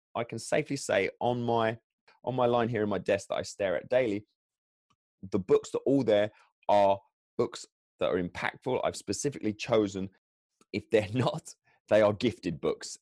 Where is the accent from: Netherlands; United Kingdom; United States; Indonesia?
United Kingdom; England; I am English